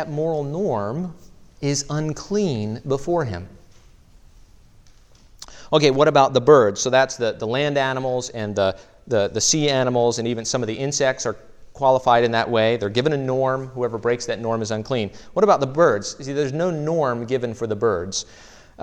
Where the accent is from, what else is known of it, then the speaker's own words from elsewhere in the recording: Maryland, United States; I'm from Maryland